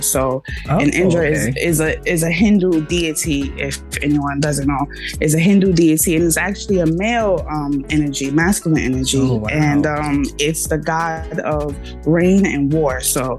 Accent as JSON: {"language": "English", "town": "New York City", "region": "New York", "country": "United States", "said": "I'm from the Bronx, New York. I'm a rapper, singer/poet, you know. Yes. I'm a 90s baby."}